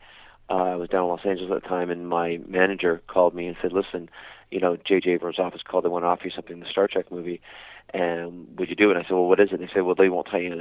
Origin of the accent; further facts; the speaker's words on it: Paisley, Scotland, United Kingdom; accent: Scottish; I was born in Paisley, Scotland, and, you know, hence the Scottish accent